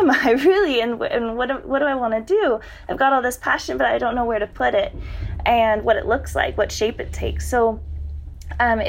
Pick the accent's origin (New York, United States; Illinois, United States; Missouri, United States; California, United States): California, United States; San Diego; growing up in San Diego. That's San Diego, California, right along the border.